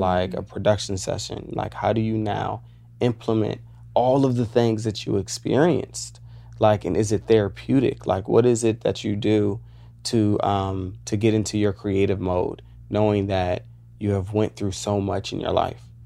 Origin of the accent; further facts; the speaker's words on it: Woodbridge, Virginia, United States; moved away as an adult; now in Los Angeles, United States; I grew up in Virginia